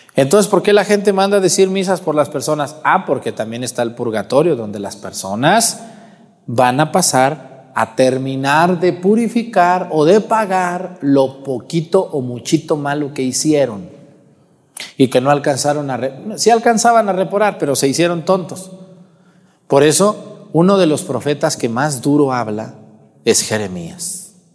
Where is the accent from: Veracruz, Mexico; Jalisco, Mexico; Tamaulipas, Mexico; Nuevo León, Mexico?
Jalisco, Mexico; Guadalajara; moved away; Guadalajara, allá en mi tierra